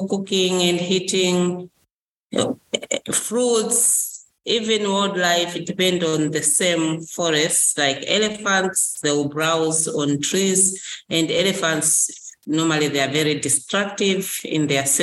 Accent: Malawi; from Malawi.

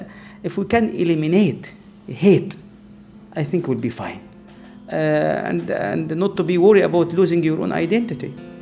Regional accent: Egypt; now in Nashville, United States; I grew up in Egypt and I didn't see people white or black.

